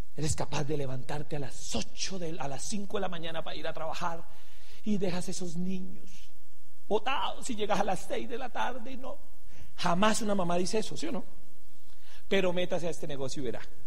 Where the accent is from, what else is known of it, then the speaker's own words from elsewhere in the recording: Venezuela; also born or lived in Santander, Colombia; now in Colombia; Soy venezolano, tengo cédula venezolana